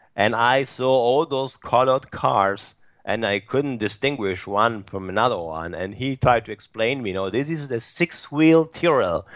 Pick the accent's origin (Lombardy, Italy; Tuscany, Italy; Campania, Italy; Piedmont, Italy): Piedmont, Italy; Turin; my hometown, which is Turin